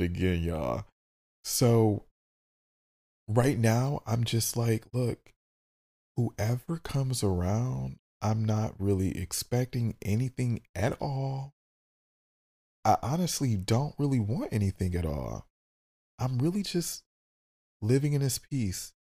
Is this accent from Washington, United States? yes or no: no; Detroit, Michigan, United States; I'm from Detroit and we talk a lot of shit